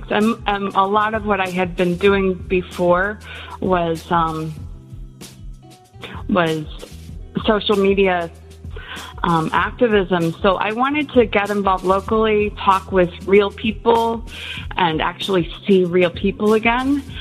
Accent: Illinois, United States; born there; moved away; also born or lived in South Korea; I was born in Illinois. My parents moved around quite a bit when I was a kid, and we ended up in Korea when I was in high school

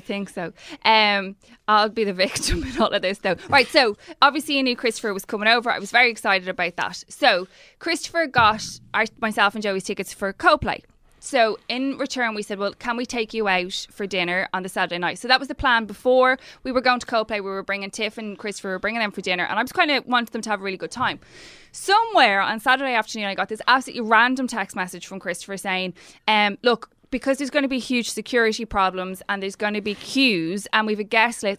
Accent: Ireland

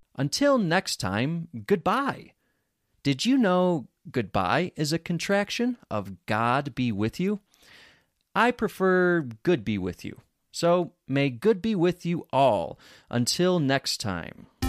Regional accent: Rochester, New York, United States; accent: American; I grew up in Rochester, New York. Rochester has their own accent.

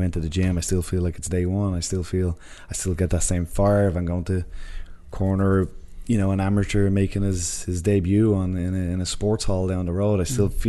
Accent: Ireland; me and Connor are both Irish, and we've night and day different personalities

